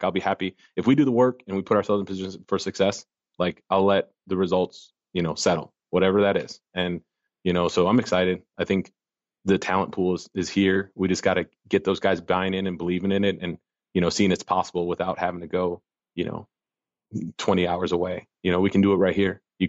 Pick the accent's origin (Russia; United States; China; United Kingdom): United States; Arkansas; And now we just got to, and I'm from Arkansas, right? So don't kid yourself.